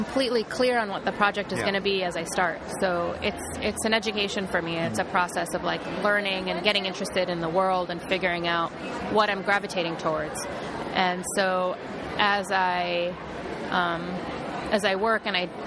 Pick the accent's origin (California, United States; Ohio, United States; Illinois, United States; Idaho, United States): Ohio, United States; I was raised in Ohio and in a good community.